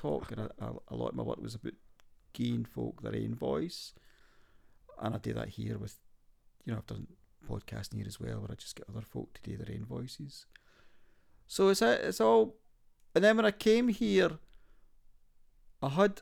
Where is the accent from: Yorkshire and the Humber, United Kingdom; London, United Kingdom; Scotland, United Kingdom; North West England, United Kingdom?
Scotland, United Kingdom; Glasgow; moved away as an adult; now in Galway, Ireland; I was lucky in Glasgow, where I was brought up